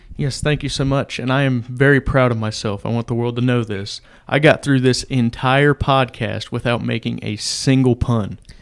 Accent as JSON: {"language": "English", "region": "Indiana", "country": "United States", "tie": "born or raised there", "said": "I grew up in Indiana"}